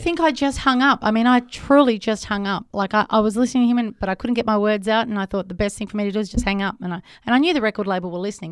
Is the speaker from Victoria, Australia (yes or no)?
yes; Melbourne, Victoria, Australia; growing up in Melbourne